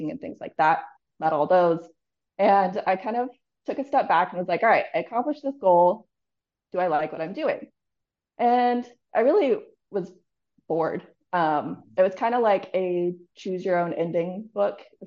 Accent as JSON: {"language": "English", "region": "Northern California", "country": "United States", "tie": "born or raised there", "also_born_or_lived": "Denver, Colorado / Jacksonville, Florida", "moved": "as an adult", "said": "I grew up in between Denver, Colorado and Northern California. My parents made me move to California when I was like 10"}